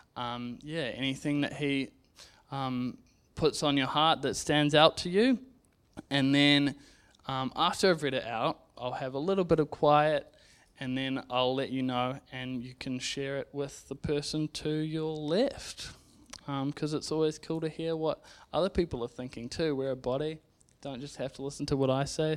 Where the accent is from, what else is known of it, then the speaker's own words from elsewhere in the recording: Zambia; now in New Zealand; I grew up in Zambia